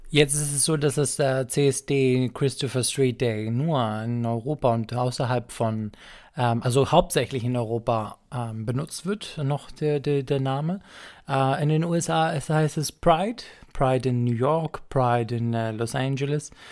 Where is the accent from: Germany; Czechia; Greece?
Greece; moved away; mit dem Sohn bin ich auch aufgewachsen in Griechenland